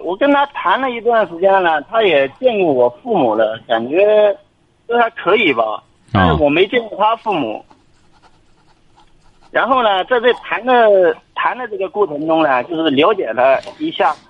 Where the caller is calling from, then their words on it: Jiangsu, China; 我我今年就是三十六岁，我是江苏的这个听众。